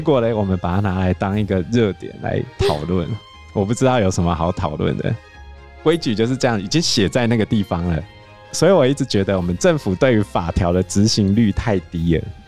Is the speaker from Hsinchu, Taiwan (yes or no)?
yes; Hsinchu, Taiwan; 我们新竹人